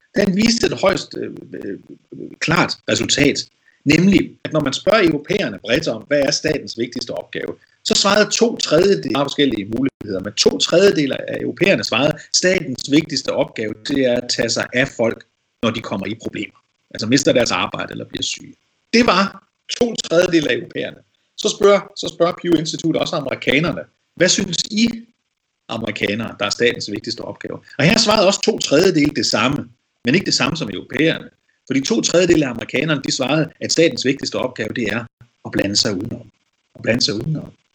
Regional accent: Denmark; Det siger de også til mig, for eksempel, som dansker

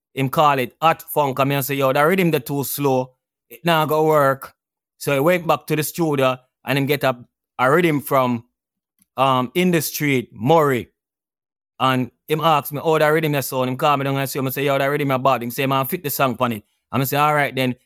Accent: Kingston, Jamaica; I went to Eastern Kingston, Dunhoon Terrace to be exact

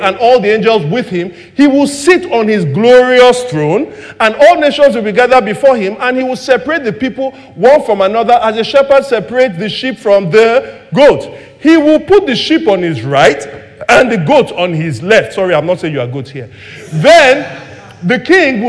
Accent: Lagos, Nigeria; I grew up in Surulere, right, in the 80s and 90s

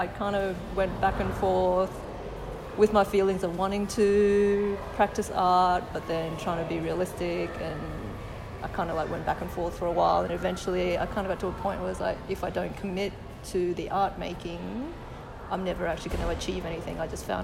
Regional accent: Australia; my own experiences as an Asian Australian

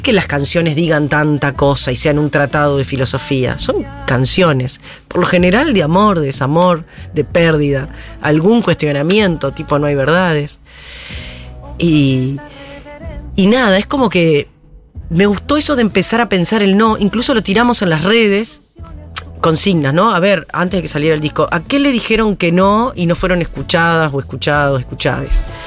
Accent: Paysandú, Uruguay; moved away as an adult; also born or lived in Montevideo, Uruguay; now in Argentina; Yo soy del litoral, frente a Colón, Entre Ríos. Mi padre ingeniero agrónomo, por lo tanto iba mucho al campo. Viví en una época en, un campo que, estancia que trabajaba mi viejo

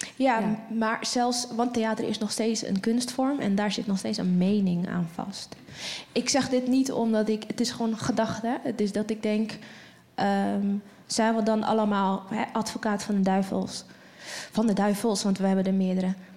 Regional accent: Netherlands; ons als Nederlanders

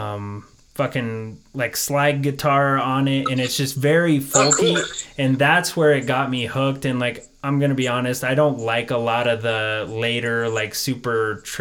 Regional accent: Denver, Colorado, United States; I live just south of Denver

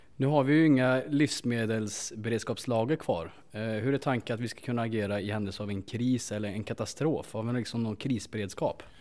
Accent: Värmland, Sweden; som värmlänning

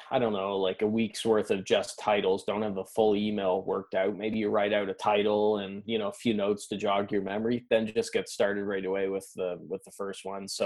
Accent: Canada; You know, I'm Canadian.

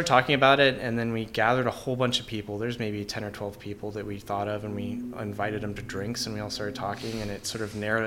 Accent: The Woodlands, Texas, United States; also born or lived in Spring, Texas / Rhode Island / Boston; now in Houston, United States; I was born in Spring, and I grew up in the Woodlands, went to college in Rhode Island

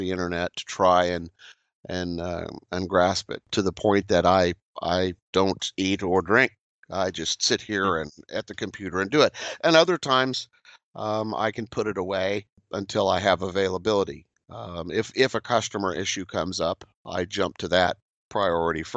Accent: Kansas, United States; where I grew up in Kansas

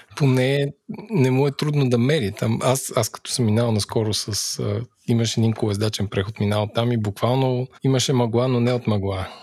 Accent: Bulgaria; ние като българи

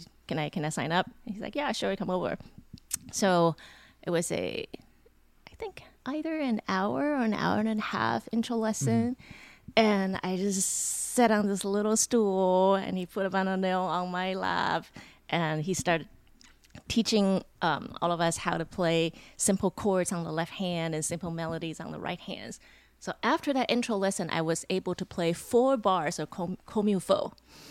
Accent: Taiwan; moved away; My hometown was in Taiwan, so I had to go back to Taiwan and wrap things up.

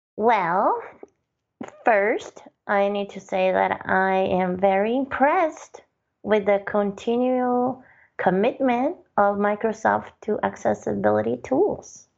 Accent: Brazil; moved away; I'm originally from Brazil

